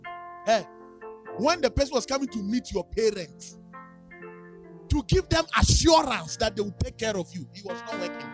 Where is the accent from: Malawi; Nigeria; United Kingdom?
Nigeria; You say, green is my favorite. I'm from Nigeria.